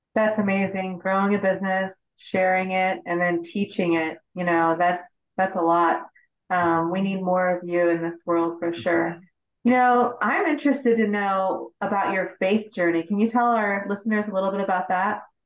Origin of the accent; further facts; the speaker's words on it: Indiana, United States; Indiana, which is my home state